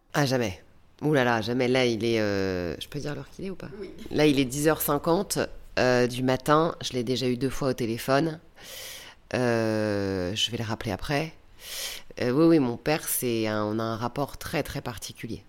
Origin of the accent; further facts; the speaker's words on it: Valenciennes, Hauts-de-France, France; moved away as an adult; also born or lived in Lille; now in Paris, France; j'ai quitté Valenciennes très tôt, à l'âge de 19 ans. Et c'est vrai que je le regrette un peu, je suis partie trop tôt de chez mes parents.